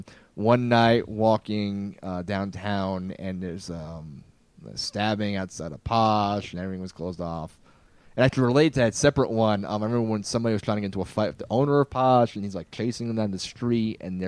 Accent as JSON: {"language": "English", "area": "near Scranton, the Poconos", "region": "East Pennsylvania", "country": "United States", "tie": "born or raised there", "also_born_or_lived": "New York / Boston", "moved": "as an adult", "lives_now": "Albuquerque, United States", "said": "Yeah, so I'm from back east. I was born in New York and raised in East Pennsylvania in the woods. If you know The Office, the TV show, like Scranton."}